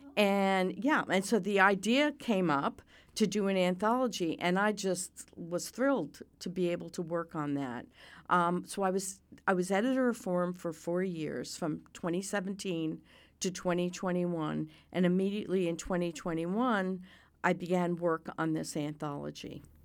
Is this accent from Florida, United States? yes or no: yes; Miami, Florida, United States; I grew up in Miami